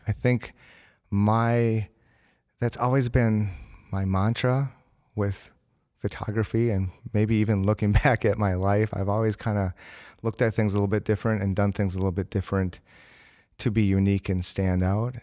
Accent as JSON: {"language": "English", "town": "Green Bay", "region": "Wisconsin", "country": "United States", "said": "I am from Green Bay, Wisconsin"}